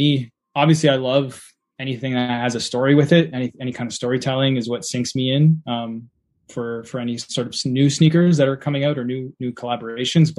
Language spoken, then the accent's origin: English; Hamilton, Ontario, Canada; I grew up in Hamilton, from Hamilton